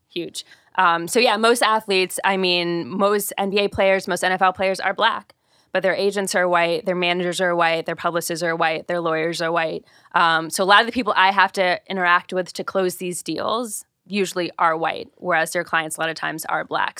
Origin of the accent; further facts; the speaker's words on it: Ohio, United States; moved away; I'm originally from Ohio